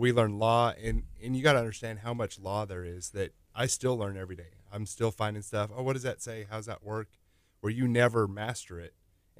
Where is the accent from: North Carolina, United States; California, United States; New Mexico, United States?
New Mexico, United States; Growing up in New Mexico, lots of early time learning and playing with things and breaking a lot of stuff.